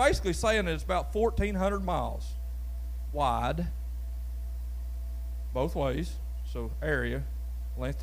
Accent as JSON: {"language": "English", "area": "Brawley Creek", "region": "Kentucky", "country": "United States", "tie": "born or raised there", "said": "growing up on Brawley Creek that was gravel"}